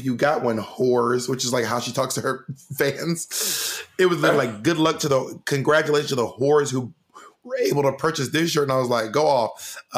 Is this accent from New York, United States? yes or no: no; Columbus, Georgia, United States; also born or lived in Atlanta; I was born in Columbus, Georgia